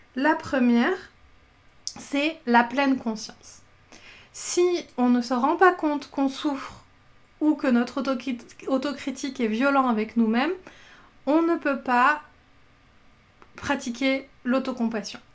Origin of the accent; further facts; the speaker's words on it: southern France, France; moi je viens du sud de la France